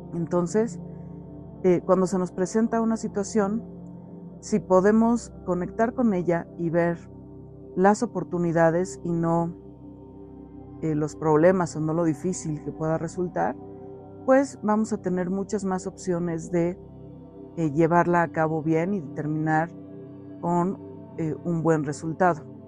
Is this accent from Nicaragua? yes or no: no; Mexico; aquí en mi país, en México